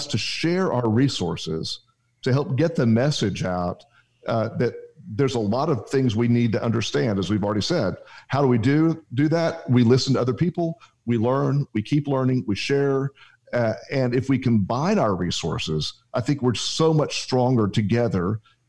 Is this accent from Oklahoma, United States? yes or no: yes; Oklahoma, United States; growing up in Oklahoma